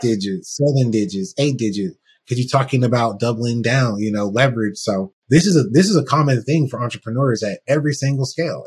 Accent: United States; being a black person from the US

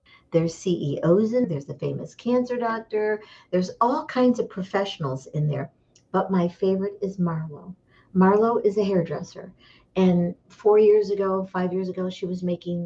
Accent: Michigan, United States; moved away as an adult; now in Scottsdale, Arizona, United States; I grew up in Michigan

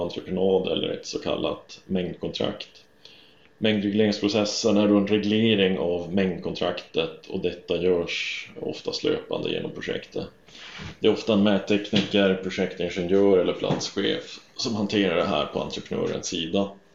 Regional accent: northern Sweden, Sweden; moved away as an adult; now in Stockholm, Sweden; jag växte upp uppe i norra Sverige

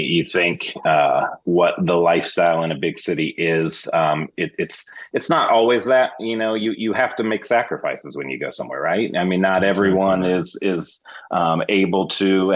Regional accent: Wichita, Kansas, United States; moved away as an adult; also born or lived in Los Angeles; now in Kansas City, United States; I'm from Wichita, Kansas, born and raised there

